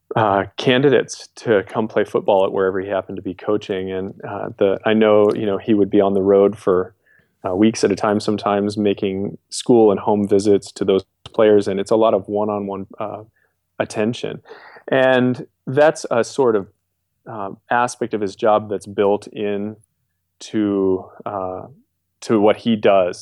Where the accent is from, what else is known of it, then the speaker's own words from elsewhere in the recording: New York, United States; moved away; I grew up in New York State